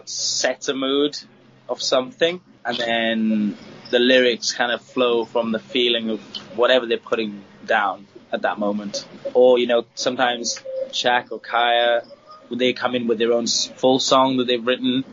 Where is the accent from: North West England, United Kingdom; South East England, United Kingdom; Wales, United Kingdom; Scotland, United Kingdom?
Wales, United Kingdom; also born or lived in Thailand; now in Bangkok, Thailand; I'm from Wales